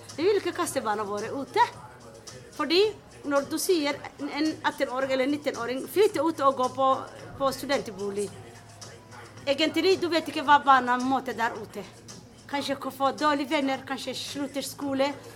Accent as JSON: {"language": "Norwegian", "country": "Somalia", "second_language": "Norwegian", "moved": "yes", "lives_now": "Oslo, Norway", "said": "Jeg er fra Somalia. Og jeg har kommet til Norge i 1994"}